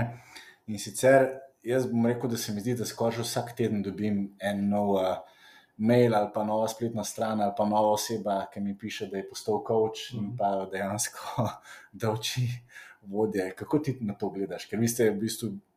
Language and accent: Slovenian; Slovenia; smo recimo Slovenci